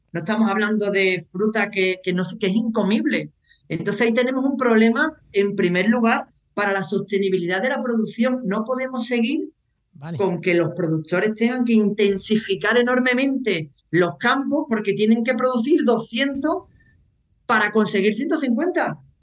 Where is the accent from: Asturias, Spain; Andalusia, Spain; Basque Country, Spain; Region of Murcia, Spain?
Andalusia, Spain; Seville; also born or lived in Croatia / Ireland; un andaluz sevillano en el extranjero